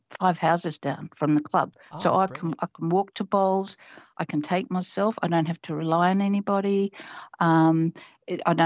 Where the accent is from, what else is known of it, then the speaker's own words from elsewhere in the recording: Papua New Guinea; now in Australia; represented my home country, PNG.